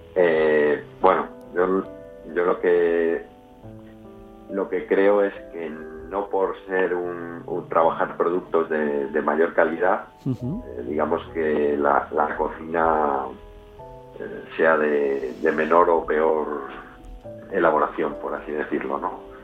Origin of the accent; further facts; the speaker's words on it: León, Castile and León, Spain; also born or lived in Madrid / Santiago de Compostela; now in Valladolid, Spain; volver a la tierra, a León, porque nosotros somos los dos de León